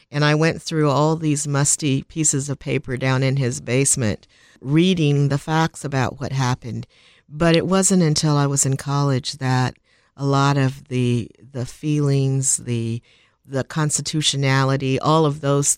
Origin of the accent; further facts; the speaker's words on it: Milwaukee, Wisconsin, United States; born there; Well, I was born in Milwaukee, Wisconsin, and that's a little bit of an anomaly.